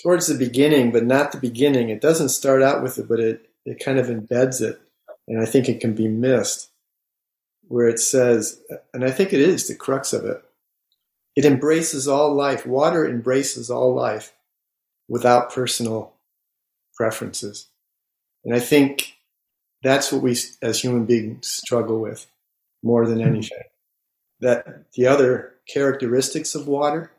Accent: Buffalo, New York, United States; now in Maine, United States; I grew up in Buffalo

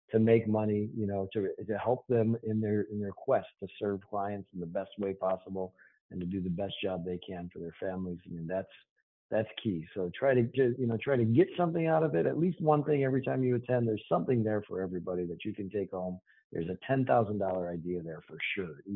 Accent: Boston, Massachusetts, United States; I'm from Boston.

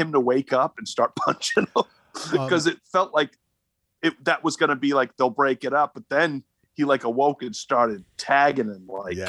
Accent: Rhode Island, United States; Dude, I'm from Rhode Island.

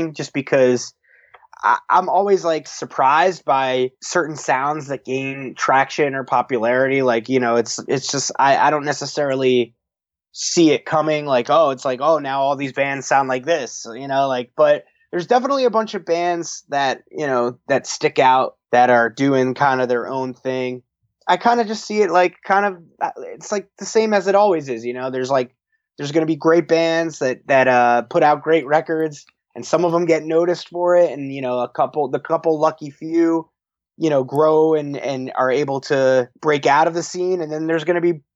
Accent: Verona, New Jersey, United States; Keith and I are from Verona, which is right next to Montclair. So we're all kind of grew up in this area

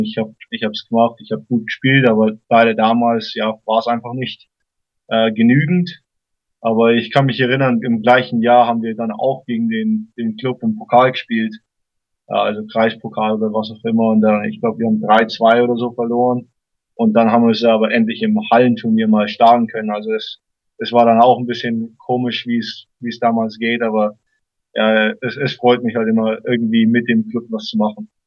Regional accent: Großhabersdorf, near Ansbach, Middle Franconia, Bavaria, Germany; also born or lived in Stein, Germany / Los Angeles, United States; now in United States; Also ich bin äh, in Stein erstmal aufgewachsen für die ersten vier Jahre und dann bin ich nach Großhasbach gezogen, also Nähe Ansbach und äh, habe dort Fußball gespielt, gelebt, alles

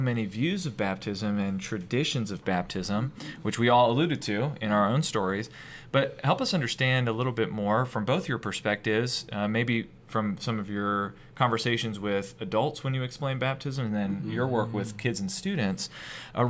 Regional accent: Maryland, United States; I grew up in Maryland

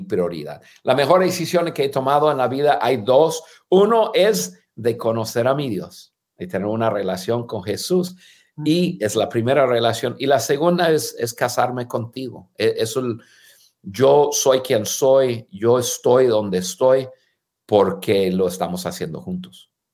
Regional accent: United States; first language English; Spanish is a second language; moved away as an adult; also born or lived in Guadalajara, Mexico / Durango, Mexico; now in Mexico; en un idioma que no es nuestro idioma nativo, y, y que tú y yo nos sentimos más en casa, estando en cualquier país de habla hispana, que estar en, en nuestro país de, de, hablar inglés en Estados Unidos

